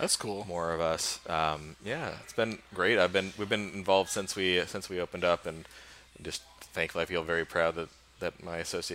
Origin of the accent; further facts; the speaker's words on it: Midwest, United States; I grew up in the Midwest.